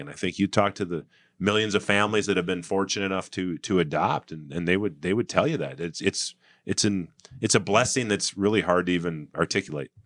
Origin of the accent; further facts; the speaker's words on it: Saint Paul, Minnesota, United States; I grew up in Saint Paul in the eighties